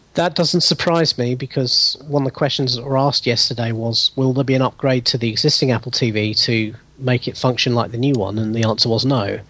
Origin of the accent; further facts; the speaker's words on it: United Kingdom; accent: British; as people you can probably hear from my accent, I'm, I'm British. I'm in the UK